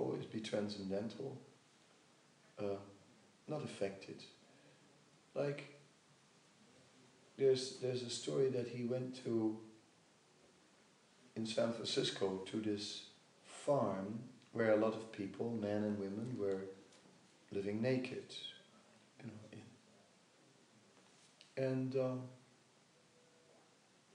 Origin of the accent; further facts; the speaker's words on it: Netherlands; I'm from Holland